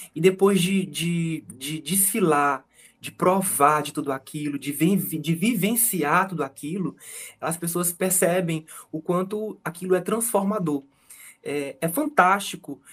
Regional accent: Fortaleza, Ceará, Brazil; eu, que sou fortalezense, que nasci e cresci aqui

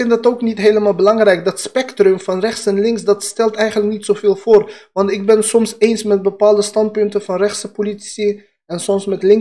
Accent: Afghanistan; now in Netherlands; Ik ben ook een Indo-Europeaan. Afghanen, wij Pashtunen.

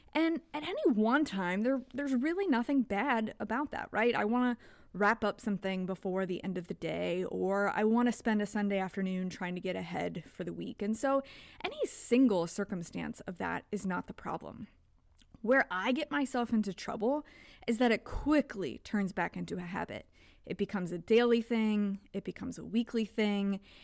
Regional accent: Kentucky, United States; now in Texas, United States; where I grew up in Kentucky

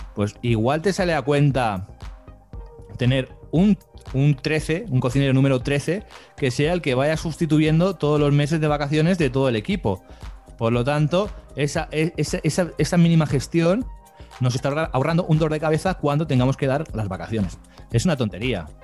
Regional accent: Barcelona, Catalonia, Spain; yo soy de España, aquí de Barcelona

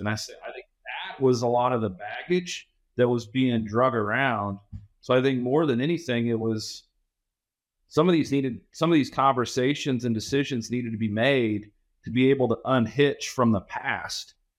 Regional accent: Southwest Kansas, United States; I grew up in Southwest Kansas, so I know where Lewis, Kansas is.

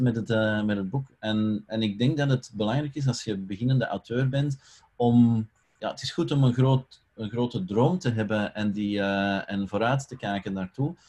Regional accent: Belgium; ik ben Belg

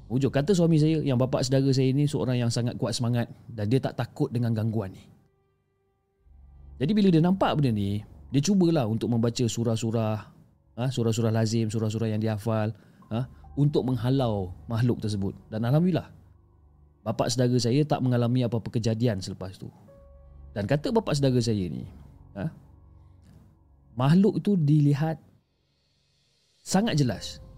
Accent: Kuching, Sarawak, Malaysia; Saya berasal daripada kucing Sarawak

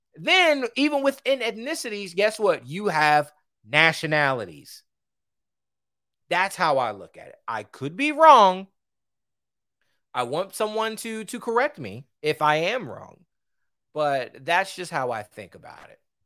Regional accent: United States; I'm American

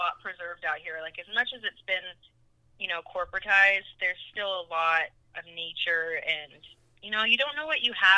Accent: Northwest region, Pacific Northwest, United States; also born or lived in Los Angeles / Las Vegas; I was born here, raised here, and then I moved to L.A.

